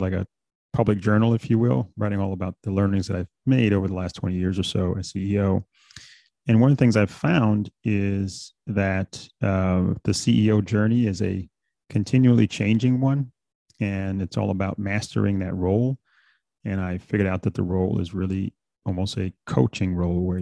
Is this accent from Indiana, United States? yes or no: no; New York City, New York, United States; also born or lived in Bahamas; I'm originally from the Bahamas, actually. I came to the States when I was about 6 years old. I grew up in New York City